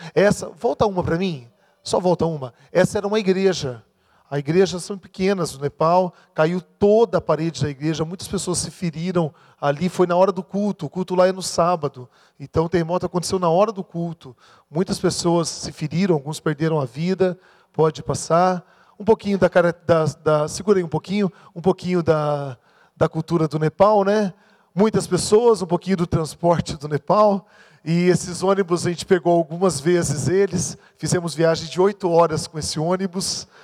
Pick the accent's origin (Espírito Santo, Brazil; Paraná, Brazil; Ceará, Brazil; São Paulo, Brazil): Paraná, Brazil; Maringá; sou de Maringá